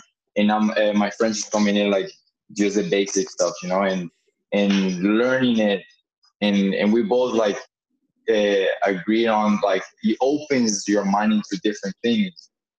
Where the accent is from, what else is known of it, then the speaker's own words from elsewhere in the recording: Venezuela; first language English; now in Florida, United States; born here in Florida, so I knew English before. First language was English, and then Spanish. And then forgetting a bit of English because I grew up in Venezuela, and then going back here, coming back.